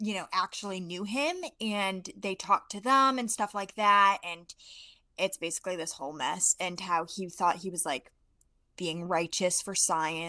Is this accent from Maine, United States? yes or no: yes; Maine, United States; I'm from Maine